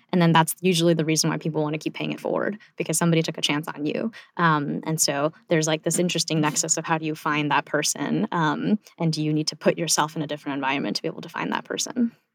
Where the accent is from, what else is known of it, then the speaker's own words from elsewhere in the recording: South Korea; now in United States; I was born in South Korea, and, like, we literally came here to pursue the American dream